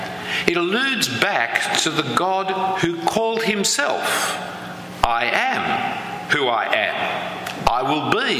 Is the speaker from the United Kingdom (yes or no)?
no; Australia; as you can clearly hear from my lack of accent, I come from a different land than yours